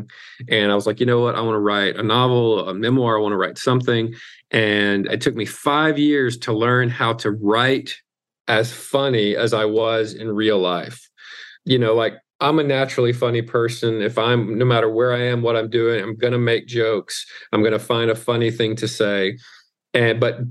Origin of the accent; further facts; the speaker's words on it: Mississippi, United States; I'm from the South, I'm from Mississippi